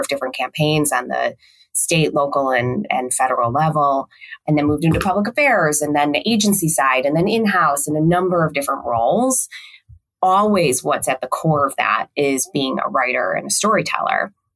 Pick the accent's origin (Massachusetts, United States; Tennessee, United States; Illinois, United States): Illinois, United States; Chicago; I eventually moved back home to Chicago